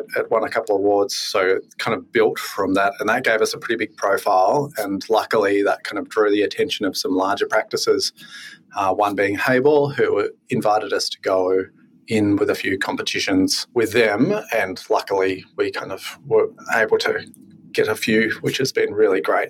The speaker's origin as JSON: {"language": "English", "area": "Yackandandah", "region": "northeast Victoria", "country": "Australia", "also_born_or_lived": "Tasmania", "said": "I'm from Yarkandanda, like northeast Victoria."}